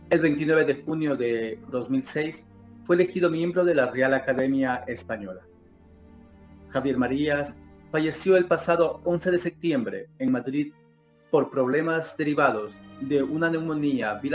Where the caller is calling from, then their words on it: Loja, Ecuador; le saludo cordialmente desde Loja, Ecuador.